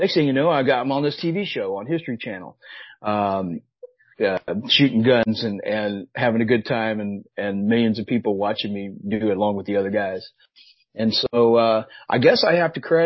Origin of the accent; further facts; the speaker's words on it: Southern Illinois, United States; moved away; I grew up in Southern Illinois, by the way, nowhere near Chicago, all the way down the southern part of the state.